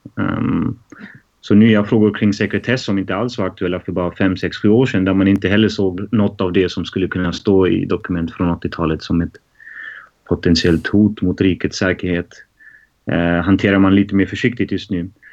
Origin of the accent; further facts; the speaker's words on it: Germany; now in Stockholm, Sweden; jag är född och uppvuxen i Tyskland